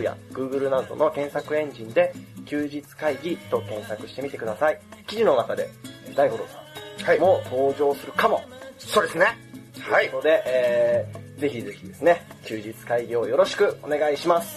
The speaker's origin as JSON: {"language": "Japanese", "region": "Tokyo", "country": "Japan", "said": "僕東京の人間"}